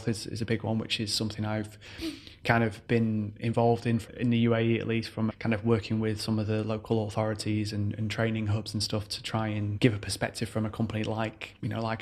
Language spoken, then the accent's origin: English; Manchester, North West England, United Kingdom; moved away as an adult; now in United Arab Emirates; So I'm originally from Manchester, the UK. So I moved out here January 2015.